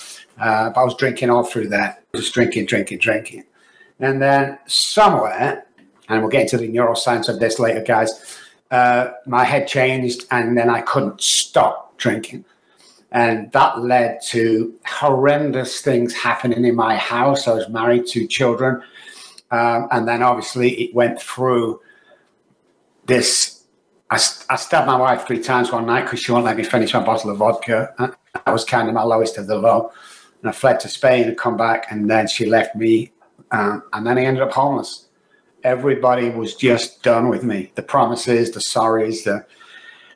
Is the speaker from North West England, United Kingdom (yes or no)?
yes; Manchester, North West England, United Kingdom; now in Texas, United States; I was born in Manchester, UK, guys, as you can tell by the accent